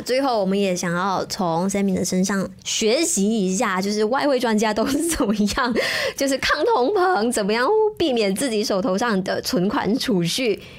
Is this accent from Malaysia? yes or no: yes; Malaysia; 我们马来西亚人心中的一个痛